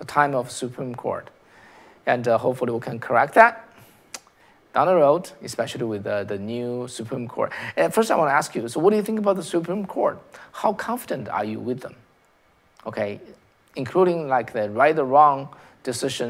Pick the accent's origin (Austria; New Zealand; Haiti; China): China; now in United States; I came from China, right? I came from China.